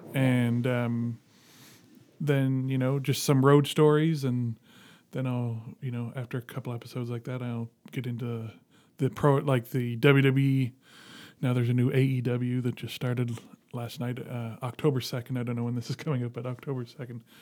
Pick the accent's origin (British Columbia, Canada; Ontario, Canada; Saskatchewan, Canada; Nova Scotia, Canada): Nova Scotia, Canada; Dartmouth; Grew up in Dartmouth. Yeah. Went to Dartmouth High